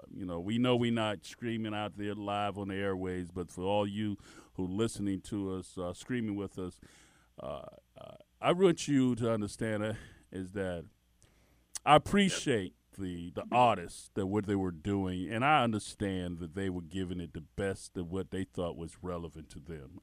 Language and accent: English; United States; We grew up in America. That's all we knew. It was all we knew.